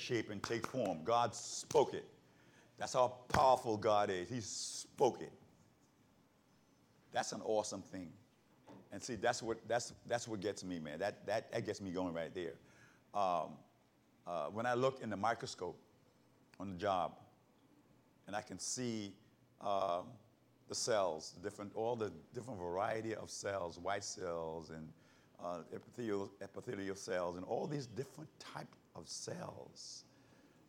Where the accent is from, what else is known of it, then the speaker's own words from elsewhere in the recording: South Carolina, United States; In the Baptist church, where I grew up in South Carolina